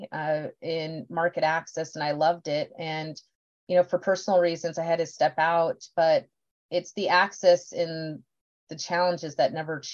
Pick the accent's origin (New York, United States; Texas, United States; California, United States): Texas, United States; Beeville; I was born in Beeville, Texas.